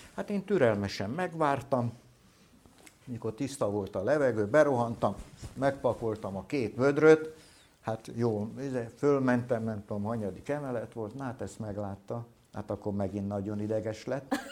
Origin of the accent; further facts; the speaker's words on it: Solymár, Pest, Hungary; ott születtem én